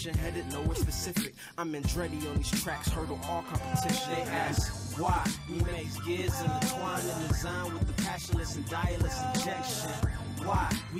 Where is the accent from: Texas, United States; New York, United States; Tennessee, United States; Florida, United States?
Tennessee, United States; Memphis; I'm from Memphis, so like it's not really a lot of outlets